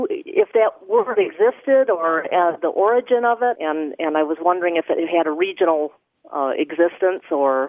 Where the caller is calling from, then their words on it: Carmel, Indiana, United States; I'm calling from Carmel, Indiana.